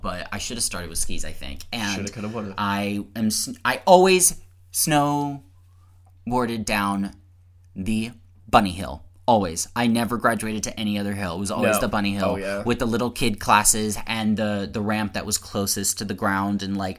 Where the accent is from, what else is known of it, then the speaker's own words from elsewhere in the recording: Texas, United States; I'm from Texas.